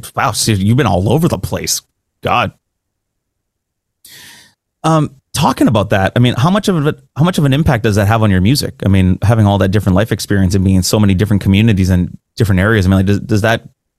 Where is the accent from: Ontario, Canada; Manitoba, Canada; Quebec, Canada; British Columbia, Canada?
Quebec, Canada; Kahnawake; I'm a Mohawk from Gunawaga, the Mohawk res just outside of Montreal, born and raised over here.